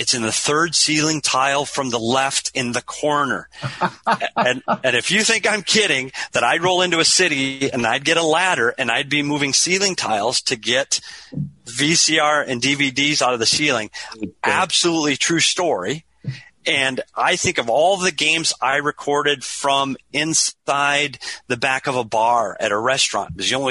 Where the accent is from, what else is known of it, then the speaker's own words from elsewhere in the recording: Minnesota, United States; now in Arizona, United States; I knew Bobby Smith through Minnesota connections. We're both from Minnesota. I moved to Arizona to get away from the cold weather.